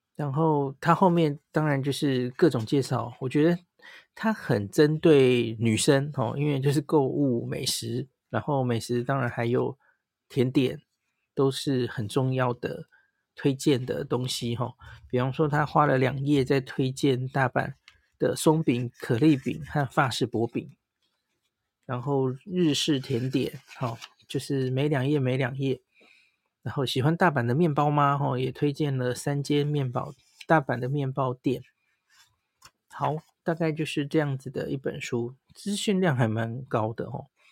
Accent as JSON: {"language": "Chinese", "country": "Taiwan", "said": "我们台湾人"}